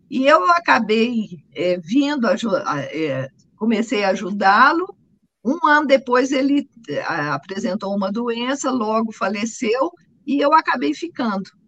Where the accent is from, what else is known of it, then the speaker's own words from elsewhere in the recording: Guaxupé, Minas Gerais, Brazil; also born or lived in Boa Esperança; sou mineira, nascida em Boa Esperança, criada em Guaxupé